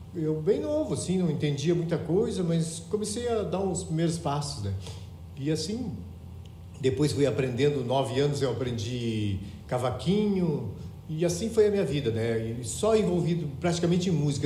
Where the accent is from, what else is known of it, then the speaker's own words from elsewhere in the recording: Porto Alegre, Rio Grande do Sul, Brazil; also born or lived in Cacequi, Rio Grande do Sul; ao longo da minha vida tinha sido em Porto Alegre e eu nasci em Caciqui